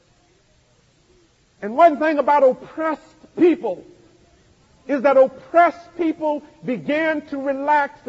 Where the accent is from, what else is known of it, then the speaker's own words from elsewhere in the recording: Mississippi, United States; when I grew up in Mississippi